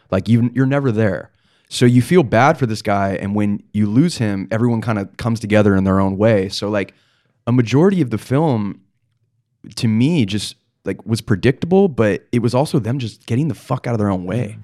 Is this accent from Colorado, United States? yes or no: no; Palos Verdes, California, United States; I'm from Palos Verdes